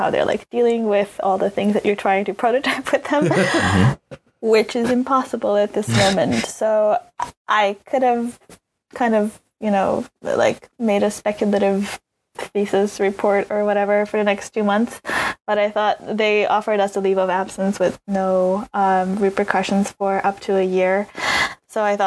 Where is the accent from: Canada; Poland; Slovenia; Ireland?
Slovenia; English is a second language; moved away as an adult; also born or lived in New York, United States; now in London, United Kingdom; I'm from Slovenia, which is a country of 2 million people